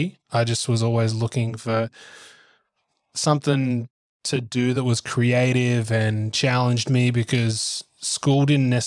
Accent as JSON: {"language": "English", "town": "Gymea Bay", "region": "New South Wales", "country": "Australia", "tie": "born or raised there", "said": "then I was raised in Gymer Bay in the Sutherland Shire."}